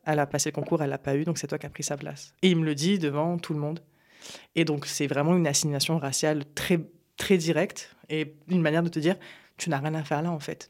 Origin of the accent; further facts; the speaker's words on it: Apt, Provence-Alpes-Côte d'Azur, France; also born or lived in Morocco; j'ai grandi à Apt, dans le Vaucluse